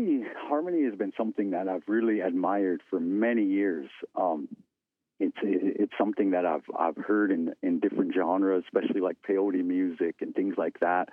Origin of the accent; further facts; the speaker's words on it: Fort Belknap, Montana, United States; moved away as an adult; now in Fort Peck Indian Reservation, United States; I come from Fort Belknap, Montana, is where I'm enrolled, and I grew up there in Fort Belknap